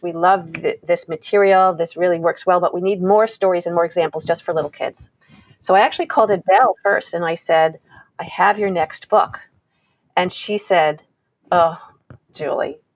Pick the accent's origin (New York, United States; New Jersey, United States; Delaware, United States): New York, United States; I grew up in New York